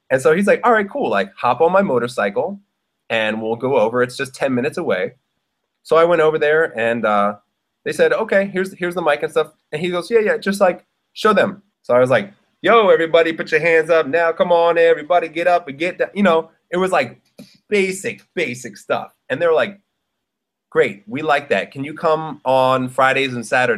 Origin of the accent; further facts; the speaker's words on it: Philadelphia, Pennsylvania, United States; moved away as an adult; also born or lived in Brooklyn, New York; now in Bangkok, Thailand; being an MC growing up in Philly